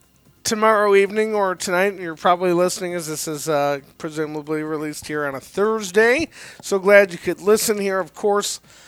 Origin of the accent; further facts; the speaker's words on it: Detroit, Michigan, United States; now in Buffalo, United States; I grew up in Detroit